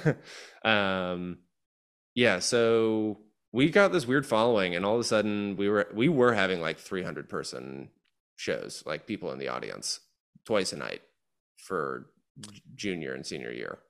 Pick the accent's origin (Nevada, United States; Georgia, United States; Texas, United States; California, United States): Georgia, United States; moved away as an adult; also born or lived in Chicago; I grew up in Georgia